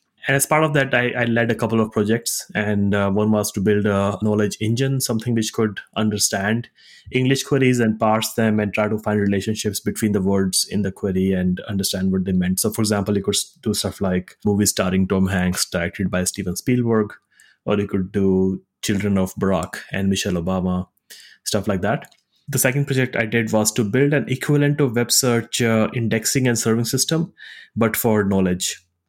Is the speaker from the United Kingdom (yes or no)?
no; India; also born or lived in Singapore / Zurich, Switzerland; I grew up in India, went to college in Singapore, and joined Google right out of college